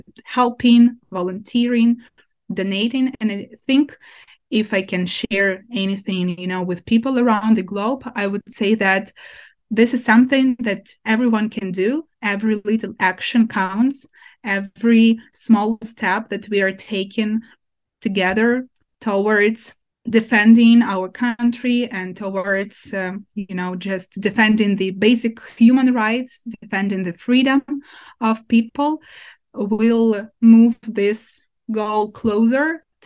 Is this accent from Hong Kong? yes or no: no; Ukraine; My hometown is occupied by Russians since April